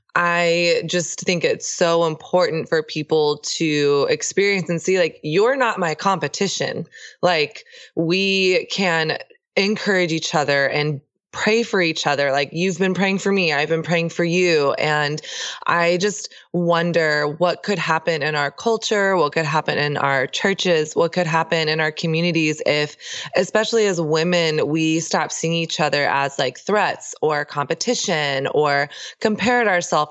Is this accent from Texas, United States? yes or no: yes; Texas, United States; I grew up in the South. Uh, I grew up in Texas